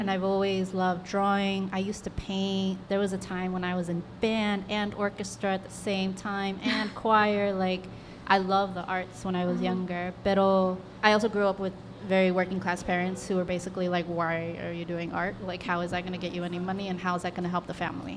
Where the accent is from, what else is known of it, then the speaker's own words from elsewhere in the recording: Texas, United States; I'm born and raised in Texas